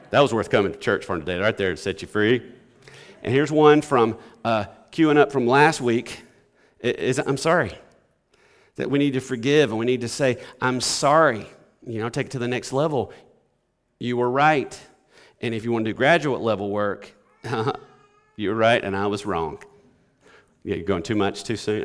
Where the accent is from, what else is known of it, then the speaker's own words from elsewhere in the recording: Alabama, United States; now in Batesville, United States; I grew up in Alabama